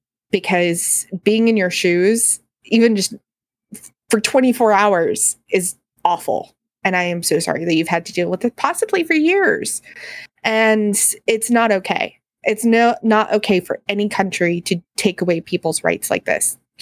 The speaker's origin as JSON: {"language": "English", "country": "United States", "said": "I, as an American"}